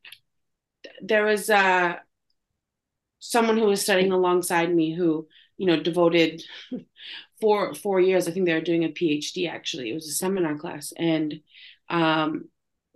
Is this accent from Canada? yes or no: yes; Canada; also born or lived in Istanbul; I'm Canadian